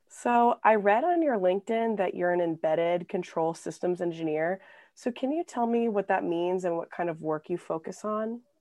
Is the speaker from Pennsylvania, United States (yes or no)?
no; Anchorage, Alaska, United States; also born or lived in Bronx, New York; now in Los Angeles, United States; I'm from Anchorage, Alaska